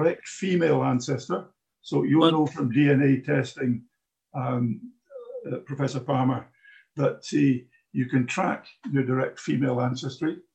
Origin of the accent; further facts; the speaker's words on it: Glasgow, Scotland, United Kingdom; I'm a Glaswegian